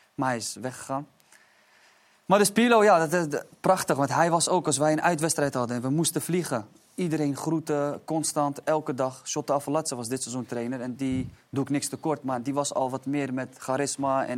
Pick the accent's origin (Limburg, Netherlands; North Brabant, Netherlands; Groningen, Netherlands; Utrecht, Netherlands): Utrecht, Netherlands; Amersfoort; also born or lived in Istanbul, Turkey; ik kom uit Amersfoort en ik was best wel gebonden altijd aan mijn omgeving